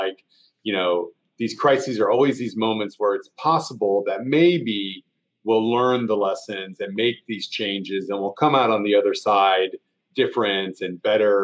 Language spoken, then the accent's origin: English; Oklahoma, United States; moved away as an adult; now in Columbia, Missouri, United States; I grew up in Oklahoma, which is a pretty disastrous place